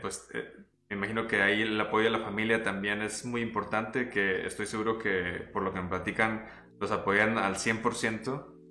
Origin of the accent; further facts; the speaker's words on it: Mexico; no hablamos mexicano los comentaristas y pues es español